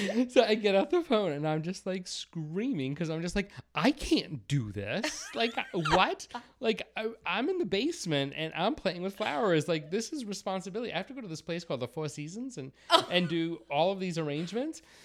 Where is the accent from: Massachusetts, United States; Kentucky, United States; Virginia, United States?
Massachusetts, United States; accent: Boston; I was born and raised in Massachusetts. Um, I'm not sure if you can tell from my horrible Boston accent